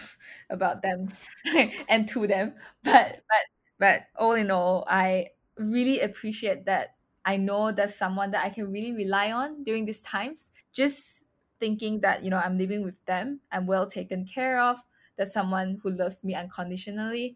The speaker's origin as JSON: {"language": "English", "town": "Kuching", "region": "Sarawak", "country": "Malaysia", "tie": "born or raised there", "also_born_or_lived": "Melbourne, Australia", "second_language": "English", "moved": "as an adult", "said": "in Kuching, it's somewhere where I grew up and spent like 10 plus years of my life"}